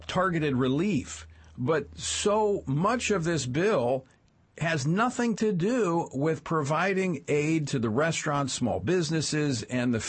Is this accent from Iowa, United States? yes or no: no; Central, Louisiana, United States; my hometown, Central Louisiana